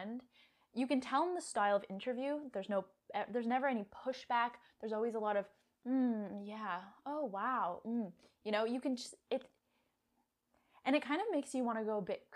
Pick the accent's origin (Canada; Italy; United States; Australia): Canada